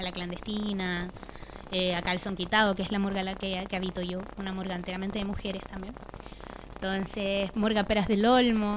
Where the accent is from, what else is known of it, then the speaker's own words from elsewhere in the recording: Valparaíso, Chile; yo soy de Valparaíso